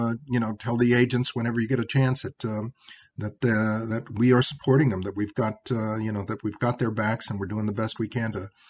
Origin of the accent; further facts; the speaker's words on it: United States; I am an American of Mexican descent